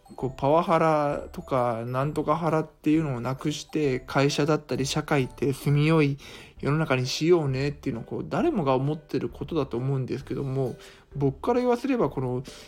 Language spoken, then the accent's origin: Japanese; Iga, Mie, Japan; 伊賀の、えー、実家の方に泊まって